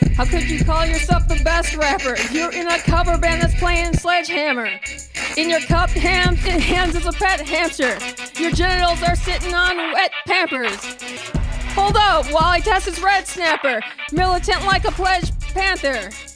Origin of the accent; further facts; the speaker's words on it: Minneapolis, Minnesota, United States; also born or lived in Massachusetts; I am from Minneapolis, but I went to college in Massachusetts